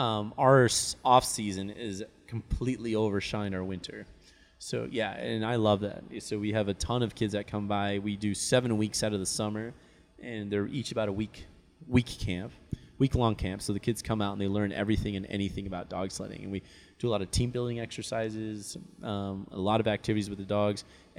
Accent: Park City, Utah, United States; And I, growing up in Park City, you know, normally in November, our temperatures, if it didn't snow, at least our temperatures were really cool

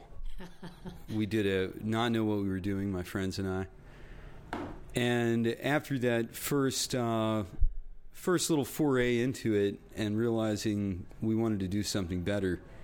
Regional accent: Romney, West Virginia, United States; I grew up in Romney.

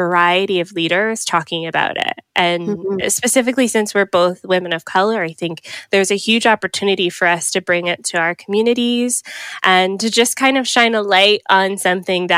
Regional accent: Atlanta, Georgia, United States; moved away as an adult; also born or lived in Miami, Florida; now in Canada; lived in Georgia for up until I was 24

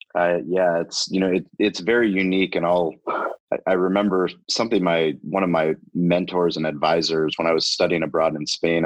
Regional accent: San Diego, California, United States; I'm a San Diego kid. I grew up in La Jolla.

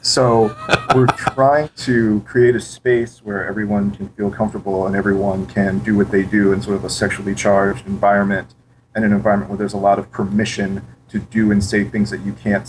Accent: St. Louis, Missouri, United States; St. Louis, Missouri.

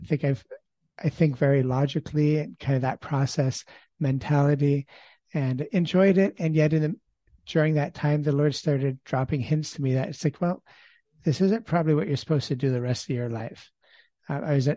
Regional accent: Ontario, Canada; I grew up in Ontario, Canada, in the middle of three children, and grew up in an agricultural background

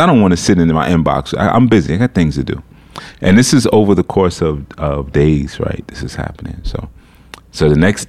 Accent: New York City, New York, United States; Not only am I coming from America, I'm coming from New York City

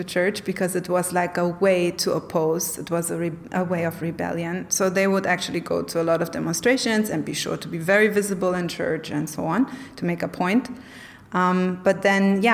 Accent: Germany; I grew up in communist Germany for the first part of my childhood.

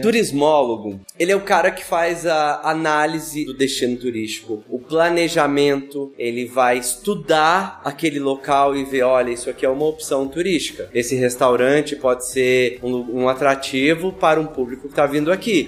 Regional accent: Campo Belo, Minas Gerais, Brazil; Eu sou de Campo Belo, fica no sul de Minas

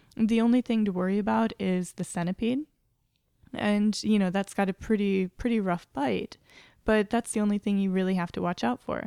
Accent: Nebraska, United States; I'm from Nebraska. Like, I was living in Nebraska and I'm used to cold weather

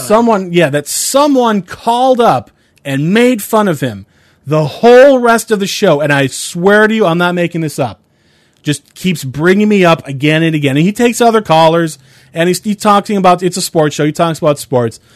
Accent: Cleveland, Ohio, United States; I'm from Cleveland

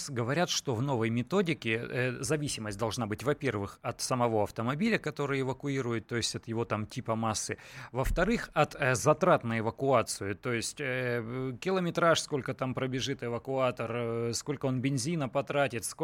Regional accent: Saratov, Saratov Oblast, Russia; Здравствуйте, я из Саратова.

